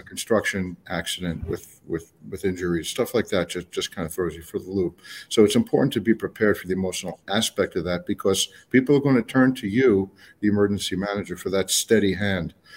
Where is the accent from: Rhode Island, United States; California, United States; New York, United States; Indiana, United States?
New York, United States; New York City; also born or lived in Colorado / Palm Beach County, Florida; now in Florida, United States; I'm from New York, uh, City, New York State